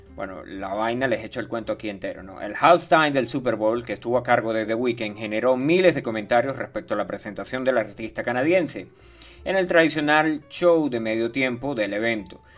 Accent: Venezuela; ya no soy venezolano. Yo cambié mi pasaporte

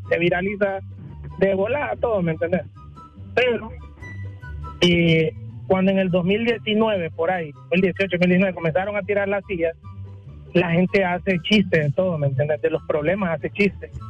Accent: Honduras; nos pone en evidencia la baja cultura y el bajo pensamiento o, la baja forma de discernir que tenemos como, como, hondureños, pues.

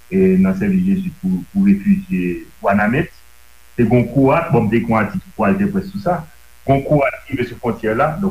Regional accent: Haiti; Un, parce que je suis noir, deux, parce que je suis haïtien.

